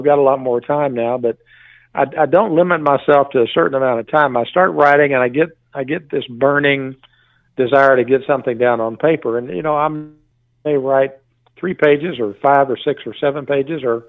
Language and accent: English; Texas, United States; I'm from Texas